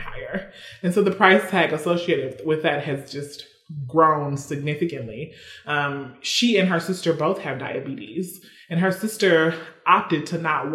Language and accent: English; Mississippi, United States; moved away